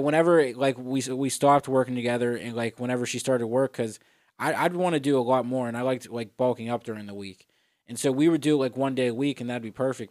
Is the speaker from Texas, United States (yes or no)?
no; Etna, Pennsylvania, United States; also born or lived in Florida; I'm originally from Pittsburgh, born and raised in Etna, PA.